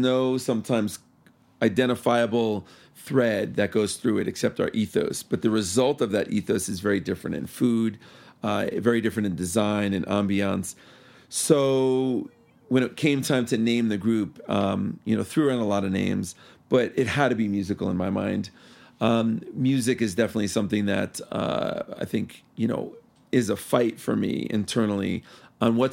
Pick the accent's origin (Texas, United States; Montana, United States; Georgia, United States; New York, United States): New York, United States; New York City; moved away as an adult; also born or lived in Key West; now in Denver, United States; I am originally from New York, as I'm sure my accent might still reveal. And I was born and raised there until I was almost 30